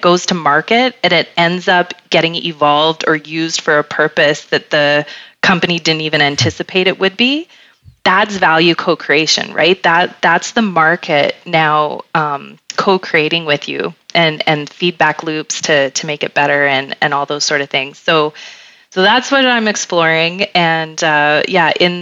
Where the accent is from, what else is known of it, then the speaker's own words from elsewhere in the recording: Canada; we're Canadian